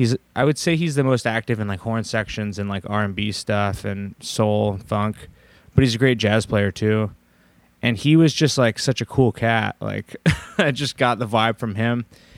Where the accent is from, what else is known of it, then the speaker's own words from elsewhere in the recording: Portland, Oregon, United States; Yeah, I grew up in Southwest, so okay. This is at Riverdale grade school.